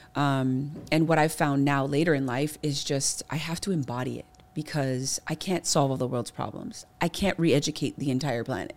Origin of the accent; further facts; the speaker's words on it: Kailua, Hawaii, United States; my environment growing up in Kailua specifically really played a huge foundational role